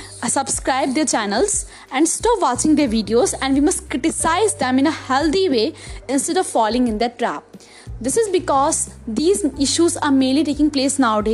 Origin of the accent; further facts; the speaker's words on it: India; We all live in India. So we are an Indian